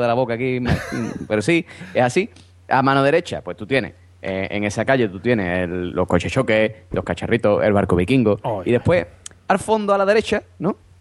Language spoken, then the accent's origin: Spanish; Cádiz, Andalusia, Spain; yo soy de Cádiz